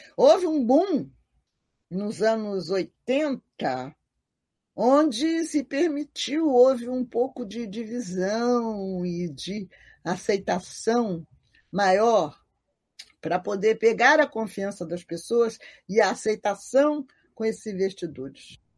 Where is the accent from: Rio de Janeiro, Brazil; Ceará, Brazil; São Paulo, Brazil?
Rio de Janeiro, Brazil; eu nasci na Rua Jurupari, pertinho da Carlos de Vasconcelos e da subida para o Salgueiro